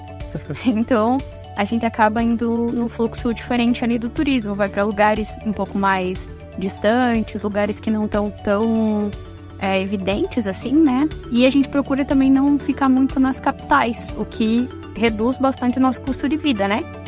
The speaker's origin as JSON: {"language": "Portuguese", "town": "Curitiba", "region": "Paraná", "country": "Brazil", "also_born_or_lived": "Parnamirim, Rio Grande do Norte", "moved": "yes", "said": "eu vim de Curitiba, do Paraná."}